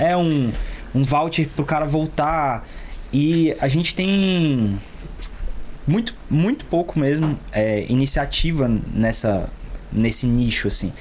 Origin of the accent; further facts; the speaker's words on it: Brasília, Federal District, Brazil; Eu sou daqui de Brasília mesmo